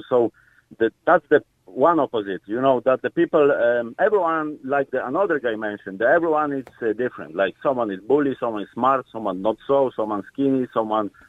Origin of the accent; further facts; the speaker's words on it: Poland; English is a second language; Uh, I'm originally from Poland. You know, so I had English for some time, but you know it's completely different uh, way of uh, lear- learning or teaching